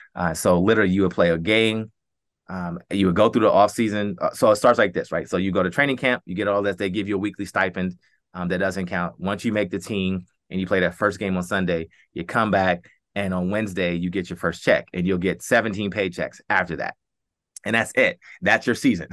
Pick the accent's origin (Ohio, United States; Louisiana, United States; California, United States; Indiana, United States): Ohio, United States; Columbus; born, born and raised in Columbus